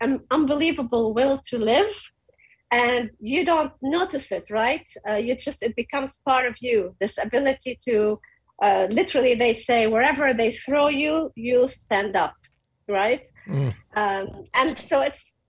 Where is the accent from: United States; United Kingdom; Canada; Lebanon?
Lebanon; Beirut, Beirut Governorate; moved away as an adult; I came from Beirut.